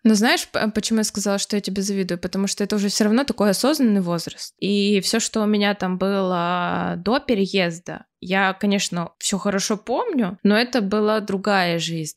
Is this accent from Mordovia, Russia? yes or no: no; Irkutsk, Irkutsk Oblast, Russia; moved away as an adult; also born or lived in Kyiv, Ukraine; now in Germany; Я постоянно возвращалась в Иркутск, в Сибирь, в сентябре, в школу